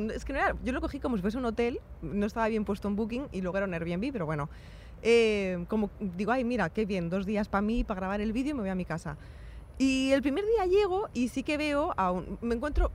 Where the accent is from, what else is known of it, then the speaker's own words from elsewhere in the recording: Spain; soy una chica española